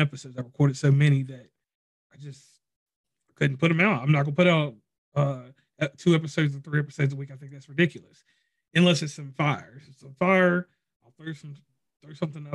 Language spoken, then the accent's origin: English; Virginia, United States; now in West Virginia, United States; I live in West Virginia, but I'm from Virginia